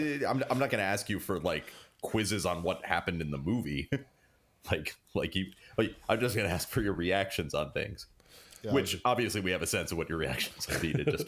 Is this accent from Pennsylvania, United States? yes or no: no; New Jersey, United States; We're from Jersey.